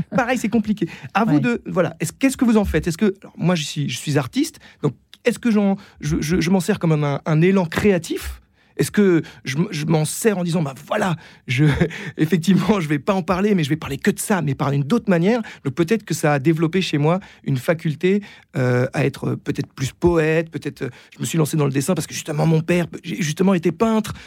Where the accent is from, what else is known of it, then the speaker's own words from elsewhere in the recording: Versailles, Île-de-France, France; J'ai grandi euh, à Versailles